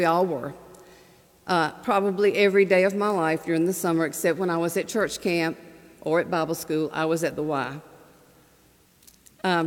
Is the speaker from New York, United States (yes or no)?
no; Manchester, Georgia, United States; in a small town in West Central Georgia, Manchester.